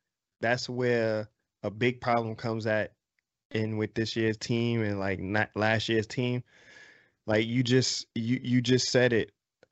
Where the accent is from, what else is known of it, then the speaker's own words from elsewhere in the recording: New York, United States; moved away; Like, I grew up in New York